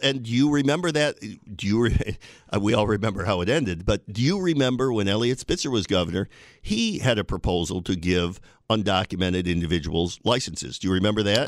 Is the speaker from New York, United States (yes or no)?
yes; Binghamton, New York, United States; moved away as an adult; now in Buffalo, United States; I moved here in, from my hometown of Binghamton in nineteen eighty-nine.